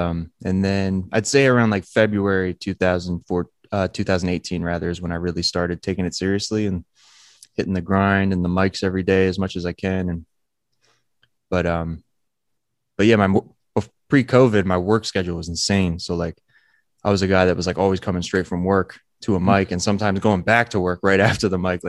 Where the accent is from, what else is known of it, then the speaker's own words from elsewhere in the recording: New Jersey, United States; Monmouth County, New Jersey.